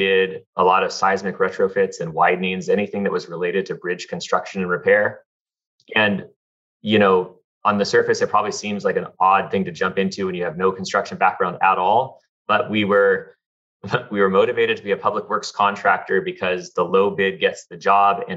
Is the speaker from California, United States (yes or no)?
yes; Southern California, United States; I grew up in Southern California, went to UCLA